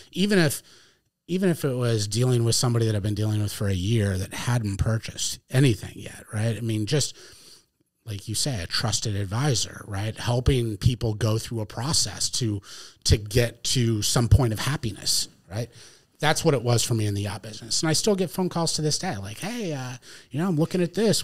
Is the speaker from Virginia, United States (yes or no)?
no; Connecticut, United States; moved away as an adult; now in New Hampshire, United States; I grew up in Connecticut